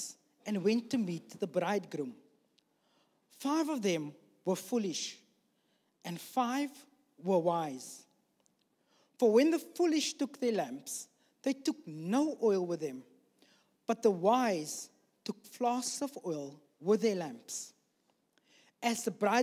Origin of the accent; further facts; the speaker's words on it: South Africa; moved away; we're from South Africa